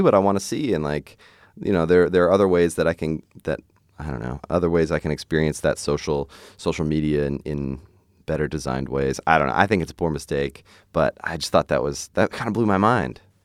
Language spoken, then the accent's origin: English; Hershey, Pennsylvania, United States; I grew up in Hershey, Pennsylvania, so it's like, that's where they make the candy